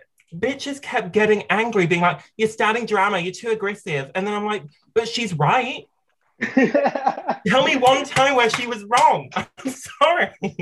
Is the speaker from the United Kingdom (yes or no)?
yes; United Kingdom; We're from the UK